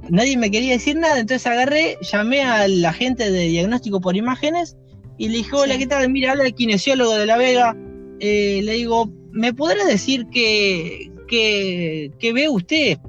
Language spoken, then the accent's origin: Spanish; Buenos Aires, Argentina; soy nacido en Capital Federal y bueno, nada, trabajé mucho tiempo en provincia, pero vivo también, nací y vivo en Capital Federal